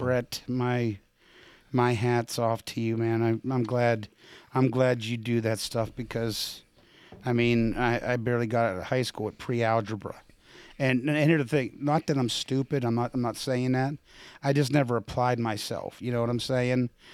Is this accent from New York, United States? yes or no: no; Pittsburgh, Pennsylvania, United States; moved away; also born or lived in Midwest; I'm from Pittsburgh, so I know what the East Coast is all about